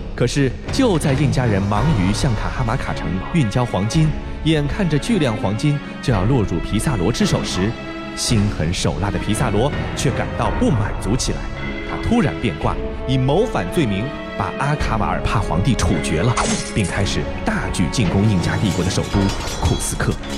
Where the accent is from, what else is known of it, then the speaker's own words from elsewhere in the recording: China; 我们中国人都说啊，这个你有财也不能露富